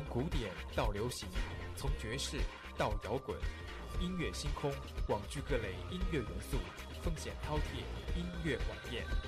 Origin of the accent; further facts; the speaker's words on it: northern China, China; 可能我是北方人